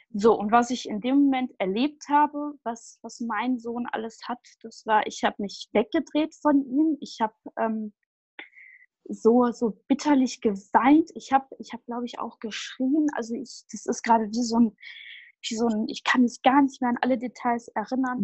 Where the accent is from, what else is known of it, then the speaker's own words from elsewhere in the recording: Düsseldorf area, North Rhine-Westphalia, Germany; ich komme aus dem Raum Düsseldorf